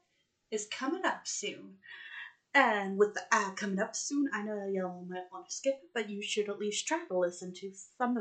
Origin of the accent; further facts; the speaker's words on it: United Kingdom; I am British